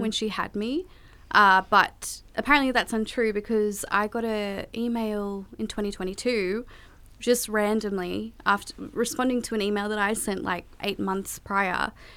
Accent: Australia; also born or lived in Kolkata, India; I came to Australia when I was four months old, and I was born in Calcutta, India

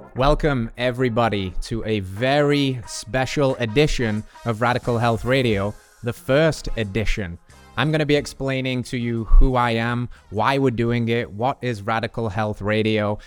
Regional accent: England, United Kingdom; moved away; as an English boy

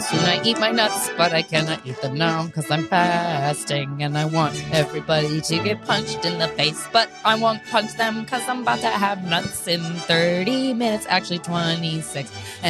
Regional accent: Pennsylvania, United States; also born or lived in Virginia; And I'm from Pennsylvania. I'm also from Virginia. And both of those states had Confederate flags.

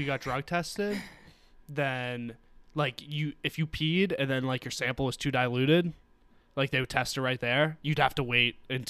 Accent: United States; I'm American.

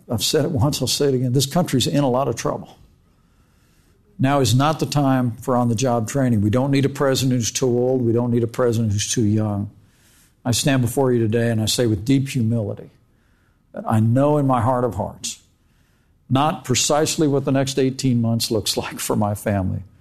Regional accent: Indiana, United States; when I was growing up in Indiana

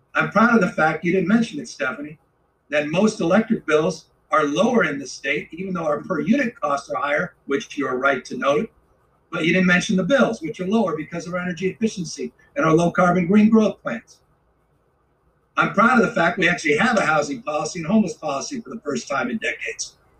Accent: California, United States; as a Californian

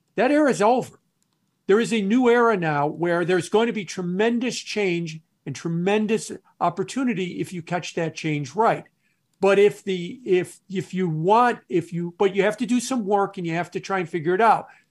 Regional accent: Chicago, Illinois, United States; also born or lived in New York City / Milwaukee, Wisconsin; I'm a Midwesterner. I've, um, was born and raised in the Chicago area, left and went to New York for several years, and now I'm back in the Chicago area.

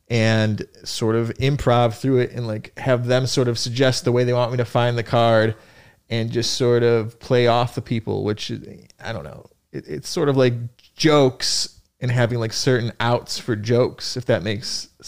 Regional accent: Buffalo, New York, United States; now in New York City, United States

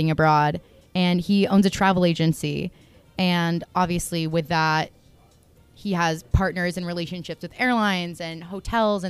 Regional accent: Connecticut, United States; now in Boston, United States; I was in Connecticut, my hometown, just chilling with my mom.

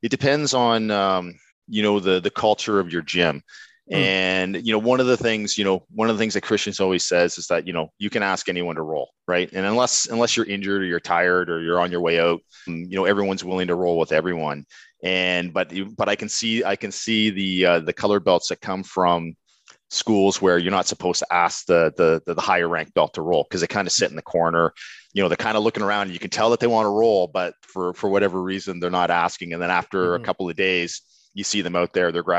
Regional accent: East Coast of Canada, Atlantic Canada, Canada; accent: East Coast; now in Burlington, Canada; I was born and raised on the East Coast of Canada

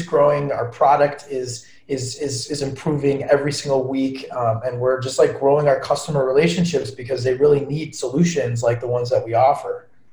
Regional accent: Long Island, New York, United States; moved away; So born and raised in Long Island

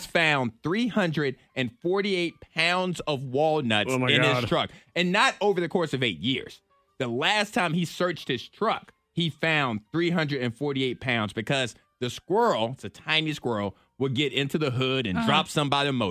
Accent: the South, United States; we grew up in the South.

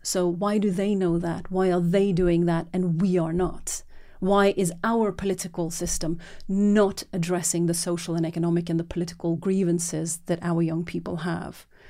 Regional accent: Norway; moved away; I was born and raised in Norway

